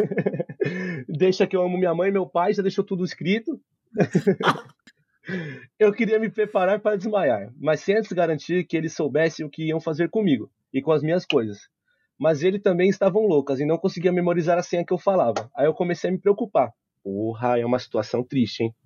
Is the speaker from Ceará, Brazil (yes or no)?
no; Osasco, São Paulo, Brazil; Eu sou de Osasco